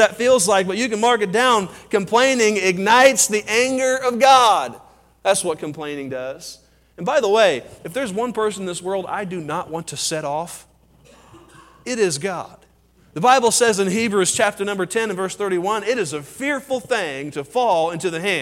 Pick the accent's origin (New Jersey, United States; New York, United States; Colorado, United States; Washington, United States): Colorado, United States; I'm from Colorado.